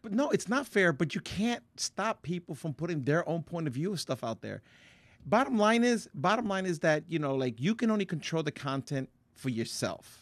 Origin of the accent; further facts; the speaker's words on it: Paterson, New Jersey, United States; I grew up in Patterson.